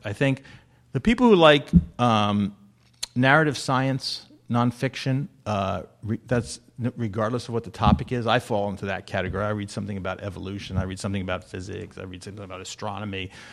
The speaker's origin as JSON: {"language": "English", "region": "New Jersey", "country": "United States", "said": "I am from New Jersey"}